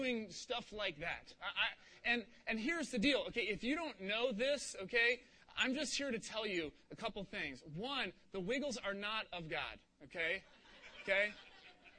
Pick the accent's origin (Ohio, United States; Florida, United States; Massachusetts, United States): Ohio, United States; Cincinnati; moved away; I grew up in Cincinnati, Ohio